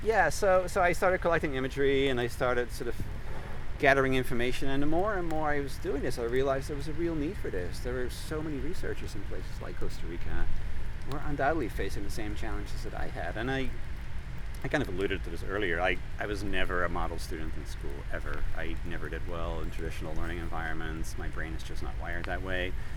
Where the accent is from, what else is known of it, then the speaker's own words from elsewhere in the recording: Netherlands; moved away; I was born and raised in the Netherlands, far far away from here